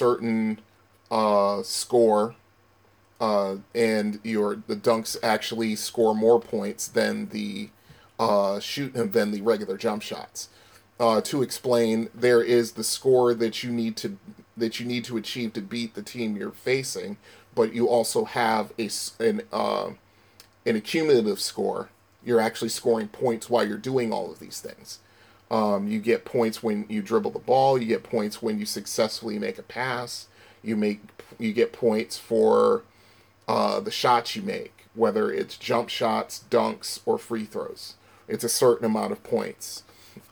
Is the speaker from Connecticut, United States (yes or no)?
yes; Bridgeport, Connecticut, United States; my hometown of Bridgeport, Connecticut